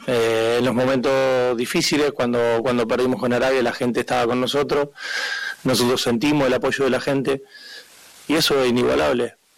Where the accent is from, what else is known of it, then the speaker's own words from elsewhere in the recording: Argentina; somos argentinos